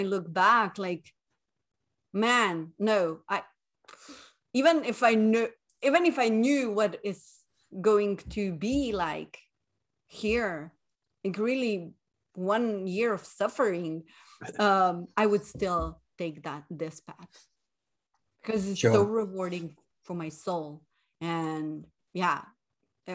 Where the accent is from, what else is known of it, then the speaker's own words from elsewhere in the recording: Slovenia; moved away as an adult; also born or lived in Sweden; leaving my home country, Slovenia, and moving 8 years ago to Sweden.